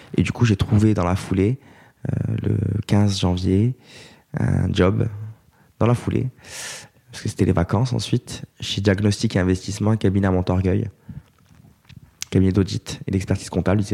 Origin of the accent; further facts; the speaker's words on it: Corte, Corsica, France; moved away as an adult; also born or lived in Aix-en-Provence; now in Paris, France; quatre étudiants euh, avec qui on a grandi à Corté